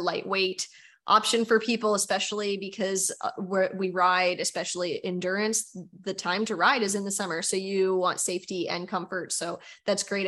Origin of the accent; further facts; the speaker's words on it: Nova Scotia, Canada; we're from Nova Scotia